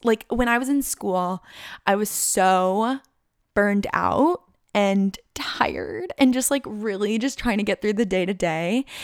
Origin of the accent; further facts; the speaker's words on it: Chandler, Arizona, United States; moved away as an adult; also born or lived in Tucson, Arizona / Boulder, Colorado; I don't really wanna live in my hometown